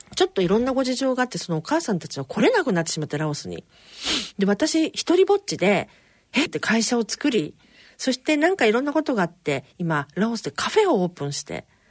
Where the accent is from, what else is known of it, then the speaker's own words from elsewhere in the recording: Yokohama, Kanagawa, Japan; 両親も私も横浜生まれの横浜育ちで一応浜っ子なんです